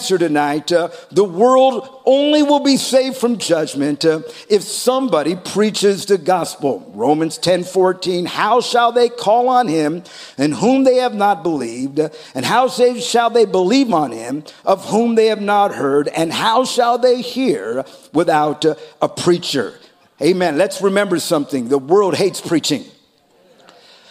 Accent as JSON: {"language": "English", "country": "United States", "said": "I am a citizen. I am an American."}